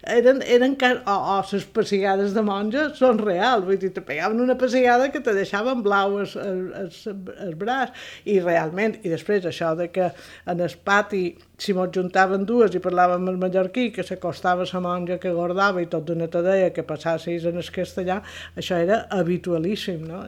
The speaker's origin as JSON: {"language": "Catalan", "town": "Palma", "region": "Balearic Islands", "country": "Spain", "tie": "born or raised there", "said": "Vaig néixer a Palma dia 20 de febrer de 1951, en el barri de Santa Creu"}